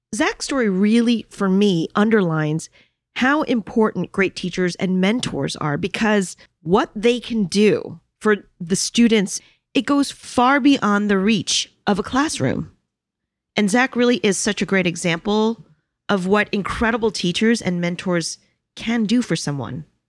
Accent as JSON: {"language": "English", "town": "New York City", "region": "New York", "country": "United States", "tie": "born or raised there", "said": "I am a New Yorker"}